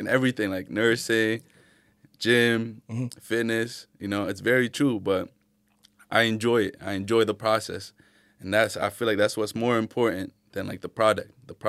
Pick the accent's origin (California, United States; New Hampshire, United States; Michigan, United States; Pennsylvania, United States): New Hampshire, United States; Manchester; Yeah, and Keene, like growing up in Manch, you know about Keene, trust me.